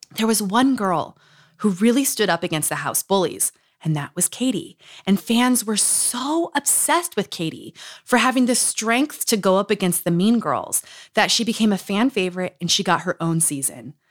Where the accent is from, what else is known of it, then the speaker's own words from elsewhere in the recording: Utah, United States; moved away; Growing up in Utah